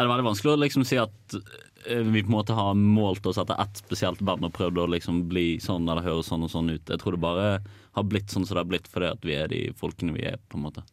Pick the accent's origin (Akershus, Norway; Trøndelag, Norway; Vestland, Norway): Vestland, Norway; Bergen; den beste byen rett etter Trondheim, da. Så, altså Bergen